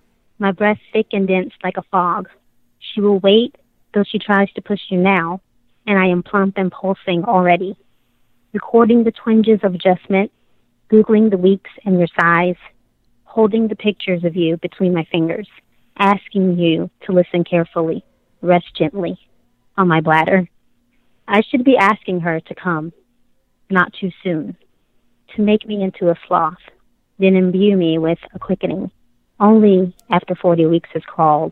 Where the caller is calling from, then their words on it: South Carolina, United States; South Carolina.